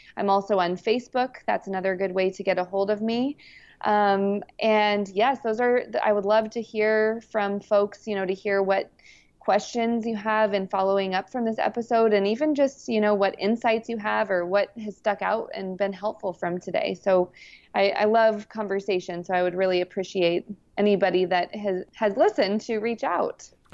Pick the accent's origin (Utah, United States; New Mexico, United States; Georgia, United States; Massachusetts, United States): New Mexico, United States; I grew up in New Mexico